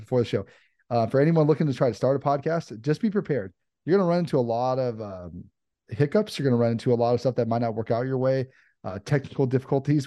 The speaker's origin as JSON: {"language": "English", "area": "Los Angeles area", "region": "California", "country": "United States", "tie": "born or raised there", "said": "I'm from L A. I've been, uh, I was, uh, grew up an hour outside of here"}